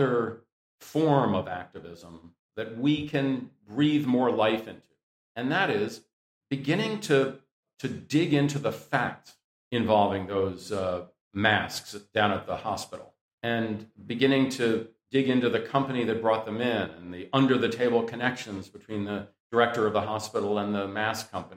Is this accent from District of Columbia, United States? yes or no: yes; Washington, District of Columbia, United States; I grew up around Washington, D.C.